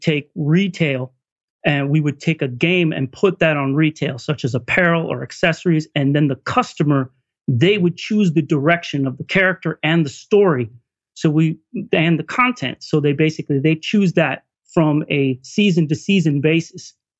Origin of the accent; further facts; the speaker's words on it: California, United States; now in Duluth, United States; I'm transplant from California.